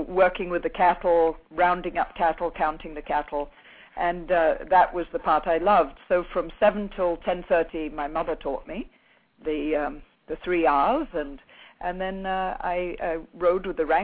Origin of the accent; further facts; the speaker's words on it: Brazil; I was brought up in Brazil my father was a cattle rancher, and I was had the great good fortune of being brought up on a farm